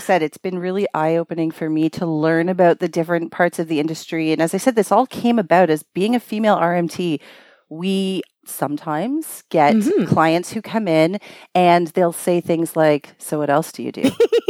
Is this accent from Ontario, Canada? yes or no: yes; Scarborough, Ontario, Canada; My hometown.